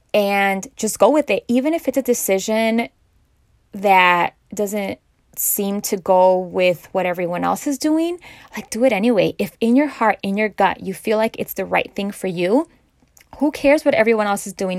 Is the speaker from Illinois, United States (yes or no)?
yes; Chicago, Illinois, United States; I'm from Chicago